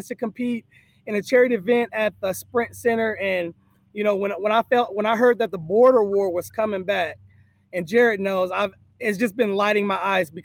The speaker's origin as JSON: {"language": "English", "town": "Kansas City", "region": "Kansas", "country": "United States", "tie": "born or raised there", "said": "I'm born and raised in Kansas, Kansas City, Kansas"}